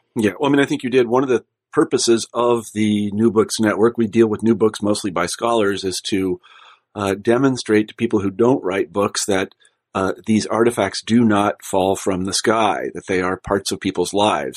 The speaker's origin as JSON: {"language": "English", "region": "Midwest", "country": "United States", "tie": "born or raised there", "said": "I was like from the Midwest and I grew up in a humble background"}